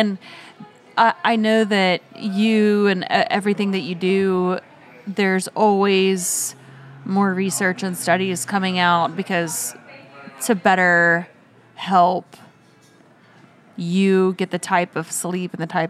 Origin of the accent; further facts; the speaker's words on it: Oklahoma, United States; moved away; also born or lived in California; he like knew that I was from Oklahoma.